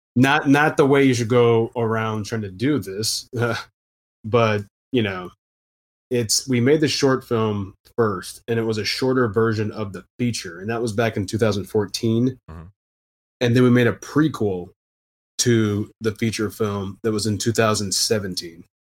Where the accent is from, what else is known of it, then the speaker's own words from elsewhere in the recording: Houston, Texas, United States; moved away as an adult; also born or lived in Austin, Texas / Louisiana; now in New Orleans, United States; I'm from Houston originally